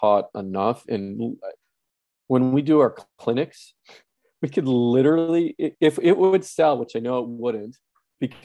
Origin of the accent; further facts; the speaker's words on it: Wisconsin, United States; now in California, United States; I am from Wisconsin now living in California